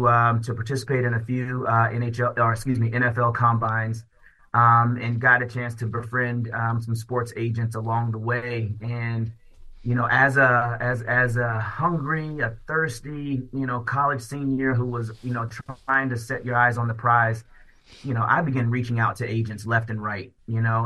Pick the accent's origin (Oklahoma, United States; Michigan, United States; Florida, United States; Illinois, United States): Florida, United States; Daytona Beach; As a Black kid growing up in Daytona Beach, Florida